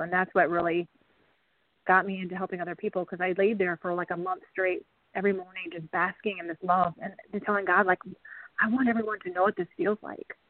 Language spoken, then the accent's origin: English; Wisconsin, United States; moved away as an adult; also born or lived in Kansas; now in Lawrence, Kansas, United States; I am actually currently in Lawrence, Kansas, um, but I grew up in Wisconsin